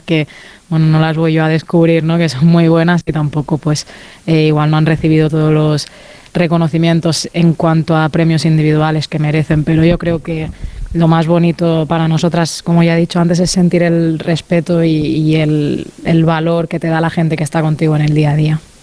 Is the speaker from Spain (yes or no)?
yes; Mallorca, Balearic Islands, Spain; moved away; al ser de Mallorca, ¿no? un sitio más, más pequeñito